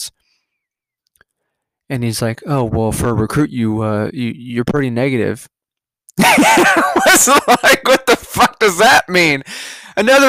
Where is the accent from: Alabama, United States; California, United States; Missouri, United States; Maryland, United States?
California, United States; moved away; I'm from California.